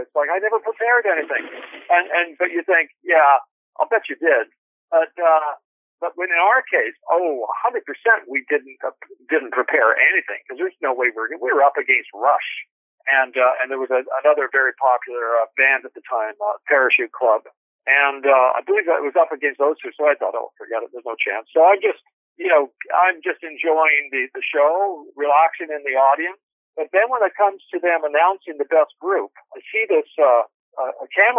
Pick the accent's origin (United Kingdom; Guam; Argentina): United Kingdom; Glasgow, Scotland; also born or lived in Canada; You know, we come from Glasgow in Scotland, and he played in big bands in Scotland, and then moved to Canada